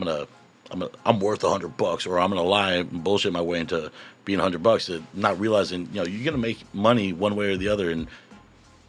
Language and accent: English; Anaheim, California, United States; we're both from Anaheim. We're born and bred in Anaheim, so we're back in our neighborhood, and we're feeding our own neighborhood that we grew up